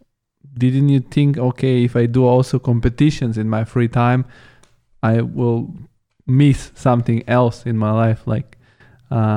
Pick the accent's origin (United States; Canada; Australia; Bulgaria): Bulgaria; my home country, Bulgaria